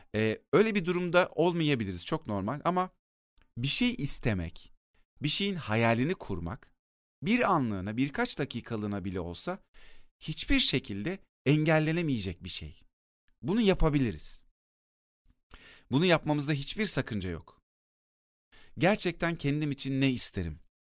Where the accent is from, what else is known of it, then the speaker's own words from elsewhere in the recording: Akyazı, Sakarya, Turkey; Bir de benim yetiştiğim yer Akyazı, Sakarya'nın Akyazı ilçesi.